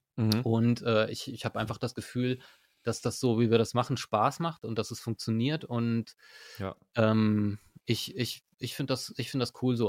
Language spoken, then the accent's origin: German; Berlin, Germany; moved away as an adult; now in Osnabrück, Germany; ich bin nicht hier geboren, ich bin in Berlin geboren eigentlich.